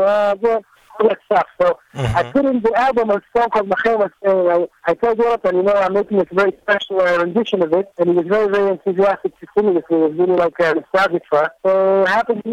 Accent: Jerusalem, Jerusalem District, Israel; we grew up in Nachlaot, which is not far from the Shuk Machane Yehuda

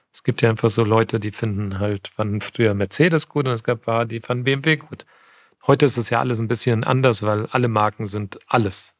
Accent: near Frankfurt, Hochtaunuskreis, Hesse, Germany; moved away as an adult; now in Munich, Germany; Ich bin, ich bin bei Frankfurt aufgewachsen und äh, im Hochtaunuskreis

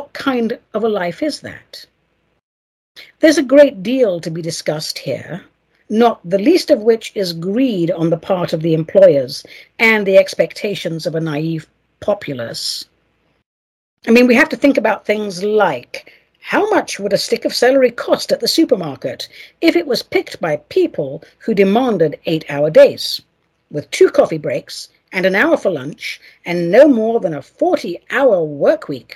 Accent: England, United Kingdom; now in United States; if I was to be sent back to England now, after 34 years here, I'd be a total fish out of water

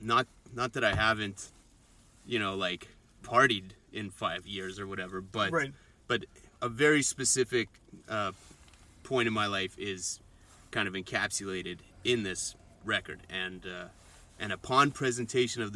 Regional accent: Manitoba, Canada; born or raised there

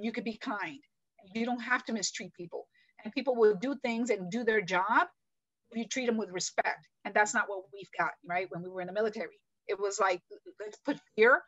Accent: New York City, New York, United States; I was raised in New York City

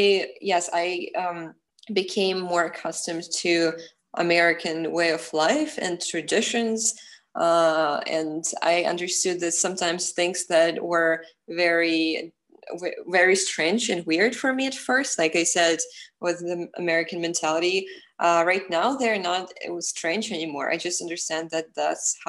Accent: Ukraine; now in United States; I really value my identity as a Ukrainian person

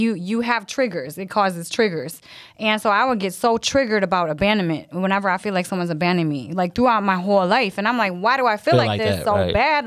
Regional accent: Lansing, Michigan, United States; also born or lived in Korea; I grew up in Lansing.

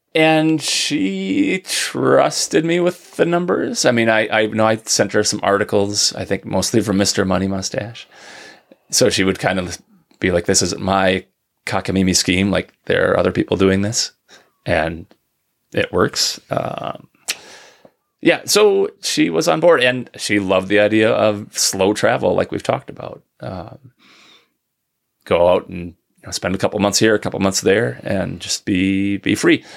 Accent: Minnesota, United States; now in northern Michigan, United States; I'm from Minnesota originally

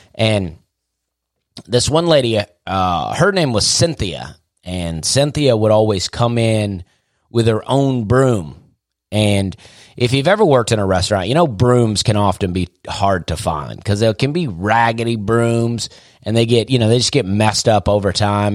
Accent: Opelika, Alabama, United States; I also wanted to get out of my hometown. I like Opelika, but I was ready to get out of there

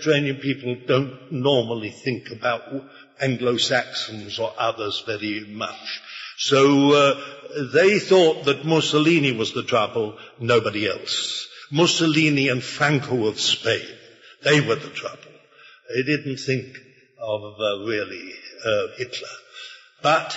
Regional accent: United Kingdom; I was born in Britain by basically an accident

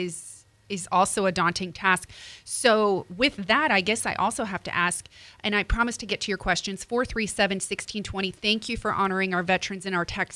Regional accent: New Jersey, United States; I'm from Jersey

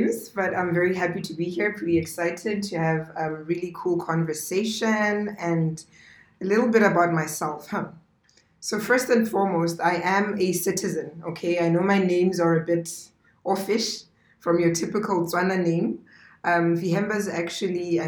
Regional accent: Maun, North-West District, Botswana; also born or lived in South Africa; I grew up in Maun. I'm a Maun baby.

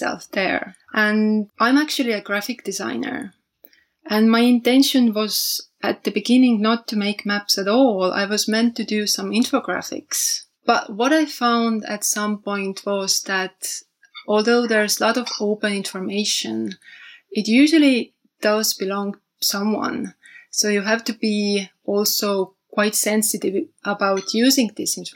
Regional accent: Tallinn, Harju County, Estonia; also born or lived in London, United Kingdom; when I came back to Tallinn, where I'm from

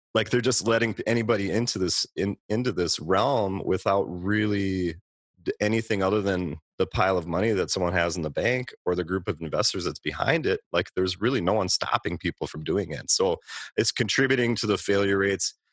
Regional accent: Minneapolis–Saint Paul, Minnesota, United States; I grew up in the Twin Cities

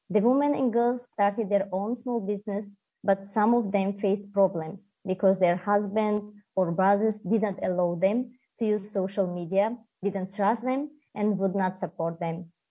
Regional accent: Tajikistan; from Tajikistan.

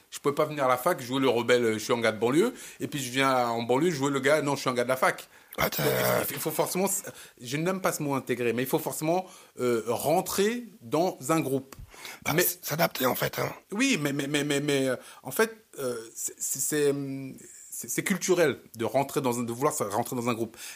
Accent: Cameroon; now in France; Je suis camerounais. Je suis camerounais. Je vis en France. Je prends les coutumes françaises.

